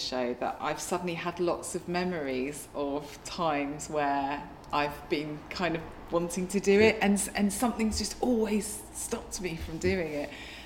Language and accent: English; Hastings, South East England, United Kingdom; when I grew up in Hastings